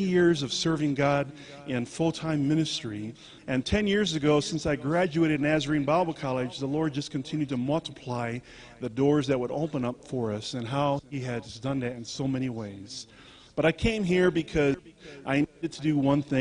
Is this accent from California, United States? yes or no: yes; California, United States; also born or lived in Colorado Springs, Colorado; We're from California, you know. We live in San Diego, California